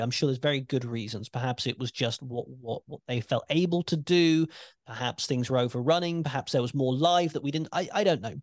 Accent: United Kingdom; as a British wrestling fan

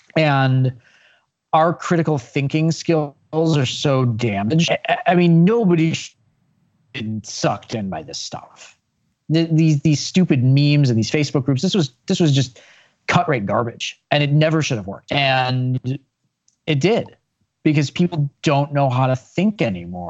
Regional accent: Chicago, Illinois, United States; I grew up in Chicago

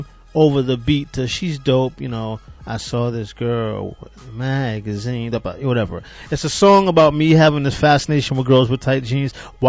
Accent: Boston, Massachusetts, United States; moved away; Born and raised in Boston.

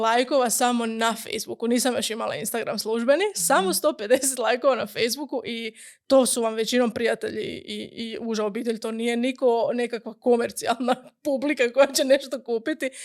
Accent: Gundinci, Brod-Posavina County, Croatia; moved away as an adult; also born or lived in Osijek; odrasla sam u Gundincima, u um, relativno malom selu blizu Slavonskog broda

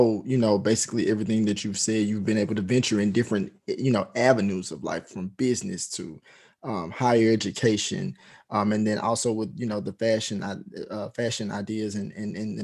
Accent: Jackson, Mississippi, United States; being a Mississippi native myself, but, you know, growing up in Jackson

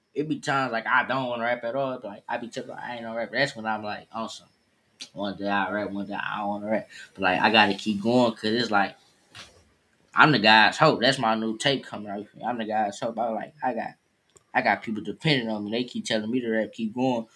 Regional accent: Detroit, Michigan, United States; Same school, same neighborhood. I'm from East Warren

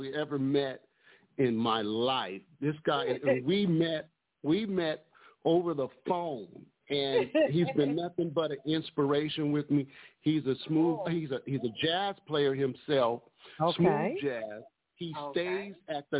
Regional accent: Detroit, Michigan, United States; also born or lived in Altadena, California; now in Pasadena, United States; I'm from Detroit, Michigan, so I was born in Michigan.

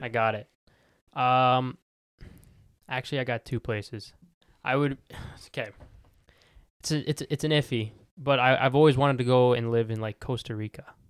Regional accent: Calgary, Alberta, Canada; I was born in Calgary. I'm bo-, I'm, I'm here. I was born here.

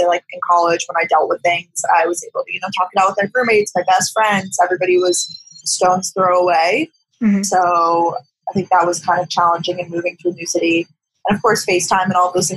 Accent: Long Island, New York, United States; moved away as an adult; also born or lived in Athens, Georgia / Boston; I'm from Long Island, New York, but I moved to Athens, Georgia for college

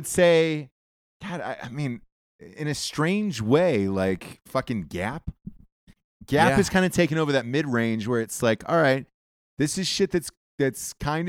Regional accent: Georgia, United States; Well, in the South, I'm from Georgia

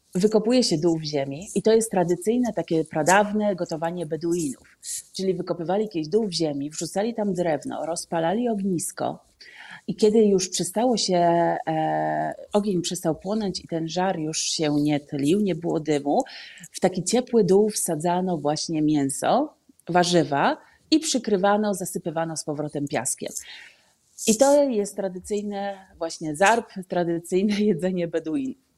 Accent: Poland; moved away as an adult; now in Amman, Jordan

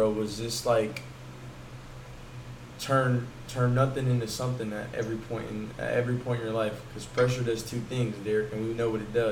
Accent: the South, United States; everybody was hating like, oh, because we're from the South, oh, you Yankee, blah blah blah.

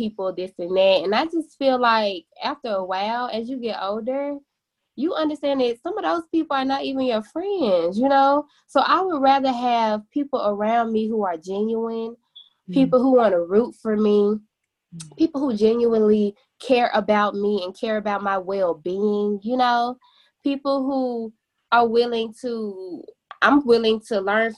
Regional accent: Memphis, Tennessee, United States; also born or lived in Murfreesboro, Tennessee; I am from Memphis, Tennessee as well. And I graduated from Southwind High School

